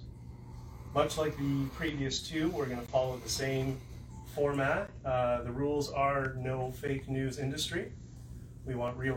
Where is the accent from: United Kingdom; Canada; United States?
Canada; we're Canadian